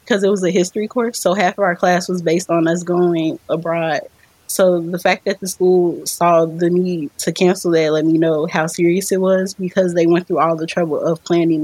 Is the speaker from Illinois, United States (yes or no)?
yes; Chicago, Illinois, United States; I was born and raised in Chicago